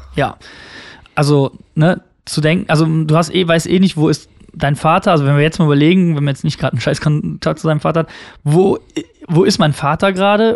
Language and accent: German; Unkel, Rhineland-Palatinate, Germany; aus, aus Unkel